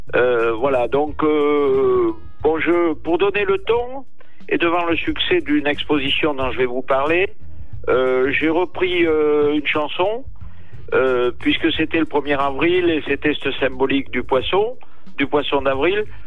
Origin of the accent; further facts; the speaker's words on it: Gascony, France; on est Gascons